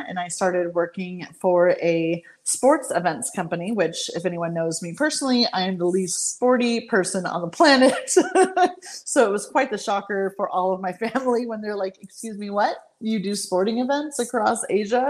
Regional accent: southern California, United States; moved away as an adult; also born or lived in China / Bali; I then found myself living back in my hometown, which was interesting since I hadn't lived here in quite some time

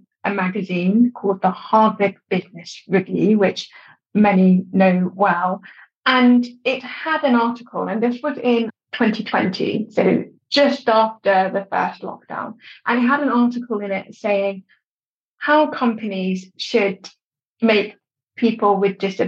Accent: London, United Kingdom; also born or lived in Durham; I was born in London.

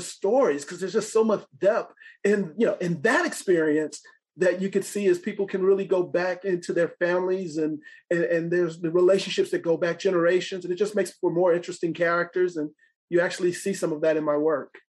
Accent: Los Angeles, California, United States; moved away as an adult; also born or lived in Franklin, Tennessee; now in California, United States; growing up in Los Angeles

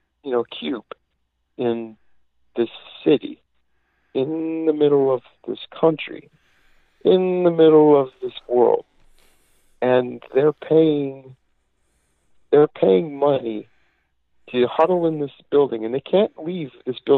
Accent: Chicago, Illinois, United States; now in Grand Rapids, United States; I'm from Chicago

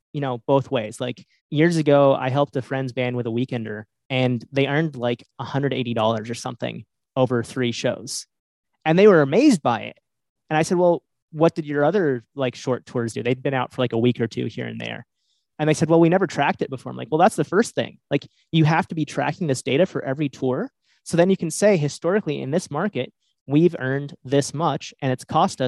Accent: New England, United States; I'm from New England. Like I've lived in New England for most of my life

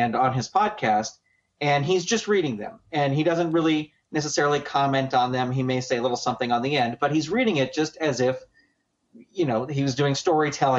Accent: San Francisco Bay Area, California, United States; I grew up in the San Francisco Bay Area

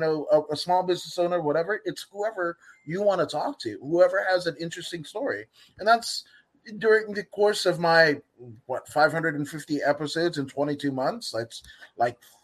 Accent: Inglewood, California, United States; I grew up in Inglewood, California

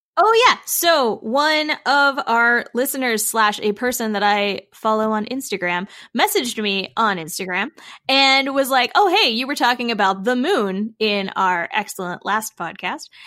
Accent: Illinois, United States; I'm from Illinois pretty much

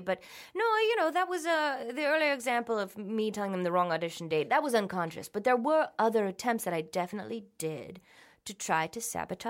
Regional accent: Minnesota, United States; accent: Minnesota; Yes, well, that was another part of getting rid of my ugly, was getting rid of my Minnesota accent.

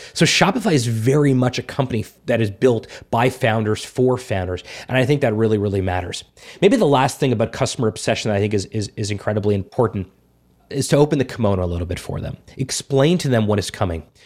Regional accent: South Florida, United States; moved away; also born or lived in Montreal / Toronto; I've lived in big cities my whole life, Montreal, Toronto, South Florida.

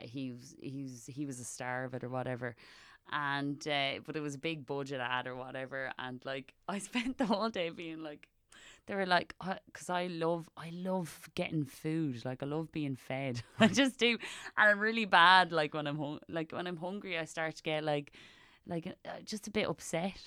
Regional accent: Wexford, Leinster, Ireland; Every time I tell them I'm from Wexford

